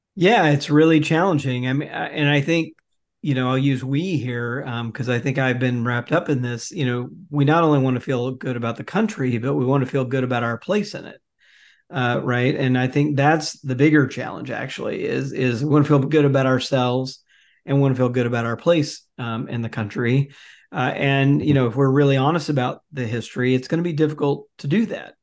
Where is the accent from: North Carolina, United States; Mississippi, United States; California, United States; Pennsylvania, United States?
Mississippi, United States; Jackson; I grew up in Jackson, Mississippi for the most part.